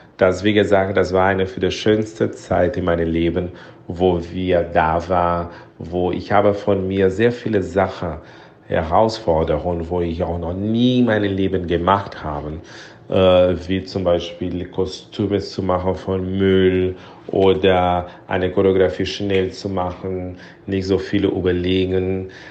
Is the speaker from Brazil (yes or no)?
yes; Brazil; German is a second language; moved away; ich komme aus Brasilien